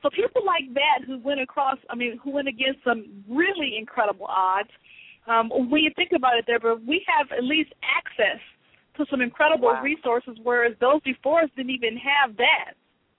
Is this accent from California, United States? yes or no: yes; Lynwood, California, United States; also born or lived in New Orleans; I was born in New Orleans, Louisiana, and my father moved us to California eventually, and we lived in a couple of cities out there. From Los Angeles, and where I graduated from high school, we lived in a town called Linwood, California